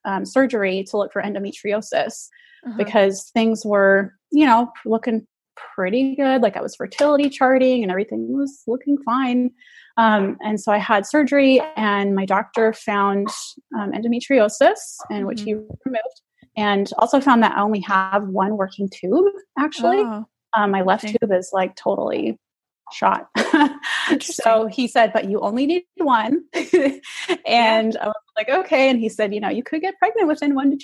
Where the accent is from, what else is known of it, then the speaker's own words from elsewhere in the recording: Texas, United States; moved away as an adult; also born or lived in Germany; now in California, United States; I'm originally from Texas, but currently living in California because my husband's in the Army.